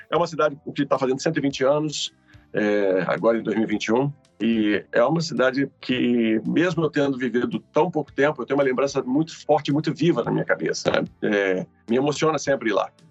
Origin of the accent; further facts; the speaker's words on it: Rio de Janeiro, Brazil; born there; also born or lived in Belo Horizonte; E eu nasci no Rio de Janeiro e fui morar em Belo Horizonte.